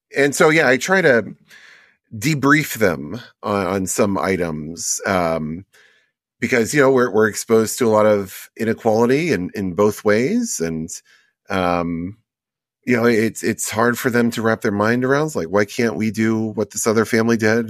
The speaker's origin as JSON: {"language": "English", "town": "Houston", "region": "Texas", "country": "United States", "tie": "born or raised there", "also_born_or_lived": "Las Vegas", "said": "I grew up in Houston, but a lot of my time was spent in Vegas"}